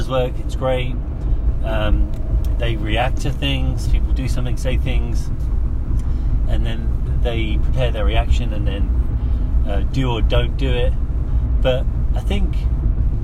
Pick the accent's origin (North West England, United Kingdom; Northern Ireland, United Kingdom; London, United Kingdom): London, United Kingdom; moved away as an adult; also born or lived in Darlington, England / Orange County, California; I grew up in London